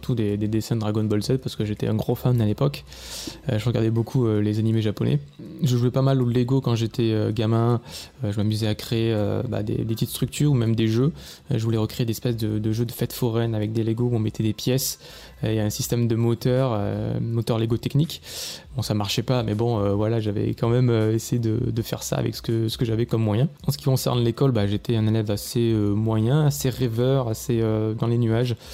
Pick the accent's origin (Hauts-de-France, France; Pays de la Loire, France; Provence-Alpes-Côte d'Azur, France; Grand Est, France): Provence-Alpes-Côte d'Azur, France; Monteux; accent: southern French; also born or lived in Châteauroux; je suis né à Châteauroux, euh, dans l'Indre, mais j'ai vécu principalement dans le sud de la France. Euh, donc, mon enfance s'est passée euh, à côté d'Avignon, dans le Vaucluse. j'ai vécu à Monteux, précisément.